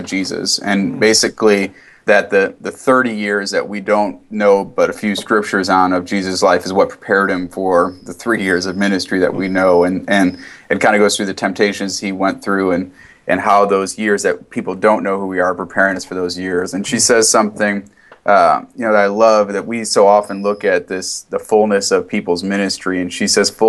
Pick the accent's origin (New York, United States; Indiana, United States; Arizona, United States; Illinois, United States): Illinois, United States; Wheaton; I grew up in Wheaton